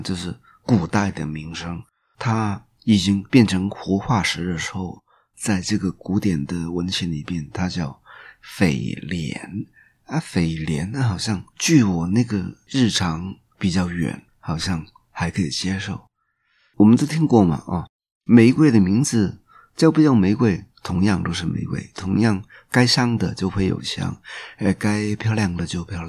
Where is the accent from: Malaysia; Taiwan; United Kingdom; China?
China; Guangdong; 那我会再问，我们广东人叫蟑螂叫曱甴，